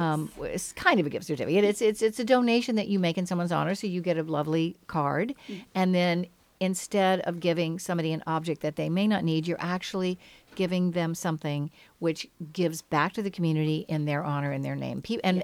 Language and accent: English; Kentucky, United States; moved away; Because I'm from Kentucky